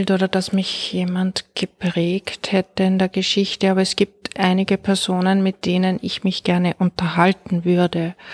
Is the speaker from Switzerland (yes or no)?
no; Linz, Upper Austria, Austria; in Linz in Oberösterreich, gilt für beides, geboren und immer dort gelebt und auch nach wie vor.